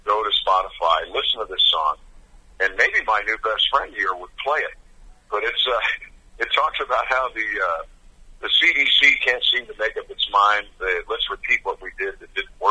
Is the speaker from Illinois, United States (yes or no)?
no; Mount Kisco, New York, United States; I was actually 18 from Mount Kisco, New York